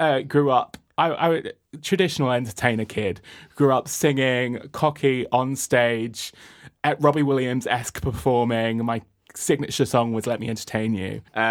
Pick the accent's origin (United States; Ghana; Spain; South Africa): Spain; moved away as an adult; now in London, United Kingdom; I grew up in Spain. And then I moved to London when I was 18.